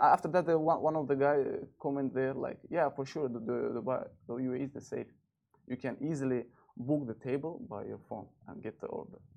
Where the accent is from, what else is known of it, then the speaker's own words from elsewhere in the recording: Turkmenistan; now in Dubai, United Arab Emirates; I'm from Turkmenistan